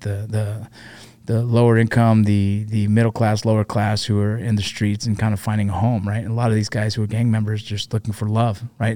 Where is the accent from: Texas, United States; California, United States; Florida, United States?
California, United States; Los Angeles; I grew up, I was born eighty-one, so I grew up there